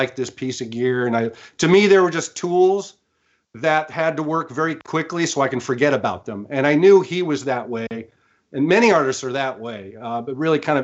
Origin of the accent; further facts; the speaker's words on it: Orange County, California, United States; now in Manhattan Beach, United States; I grew up in Orange County, California, very close to Los Angeles